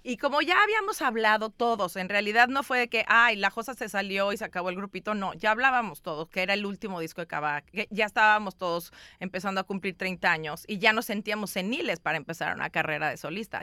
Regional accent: Mexico; also born or lived in Chicago; vengo de México

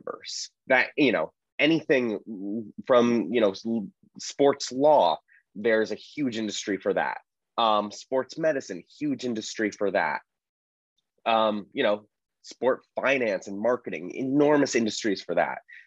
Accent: Berkeley, California, United States; moved away as an adult; also born or lived in Los Angeles, United States / Marin County, United States; now in Philadelphia, United States; I grew up partly in LA, partly in the Bay Area, lived in Berkeley for a long, long time, spent my most formidable years there.

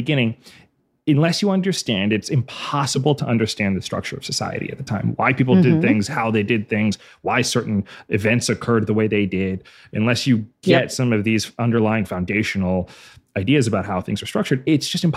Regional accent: Pennsylvania, United States; I'm from Pennsylvania.

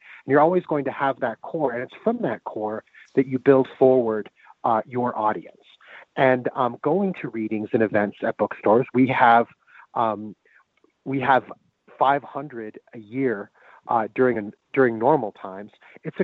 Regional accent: Denver, Colorado, United States; growing up in Denver without The Tattered Cover being there

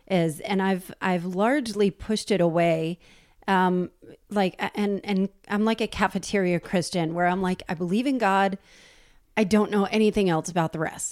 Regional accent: New Jersey, United States; I'm from New Jersey.

